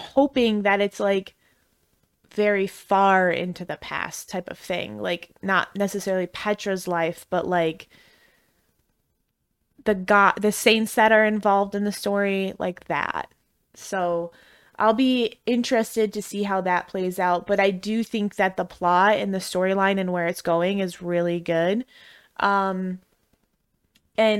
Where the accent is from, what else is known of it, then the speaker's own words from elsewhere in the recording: Midwest, United States; accent: Midwestern; I'm from the Midwest